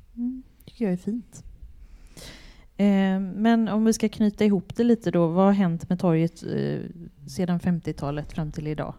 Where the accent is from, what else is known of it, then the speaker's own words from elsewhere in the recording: Gothenburg, Västra Götaland, Sweden; jag är uppvuxen på eh, i Biskopsgården och Länsmansgården